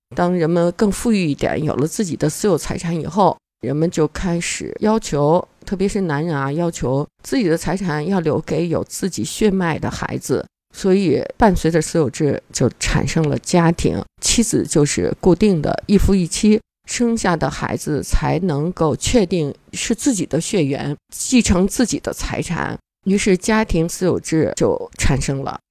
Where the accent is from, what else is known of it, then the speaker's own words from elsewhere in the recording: China; 我们中国人